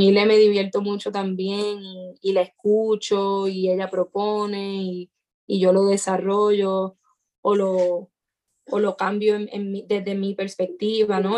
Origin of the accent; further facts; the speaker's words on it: Puerto Rico; en mi país